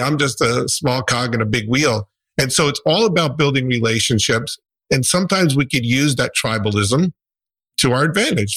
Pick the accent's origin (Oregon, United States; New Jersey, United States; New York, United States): New Jersey, United States; I'm from New Jersey.